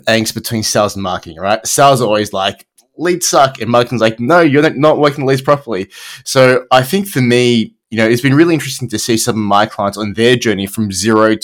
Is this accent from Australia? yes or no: yes; Australia; accent: Australian; I'm Australian